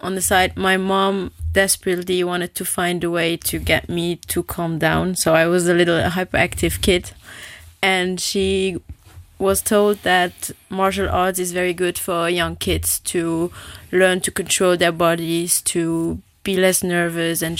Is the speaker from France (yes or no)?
no; south of Luxembourg, Luxembourg; I grew up in the south of Luxembourg. I'm born and raised here in Luxembourg, and I grew up in Bocharach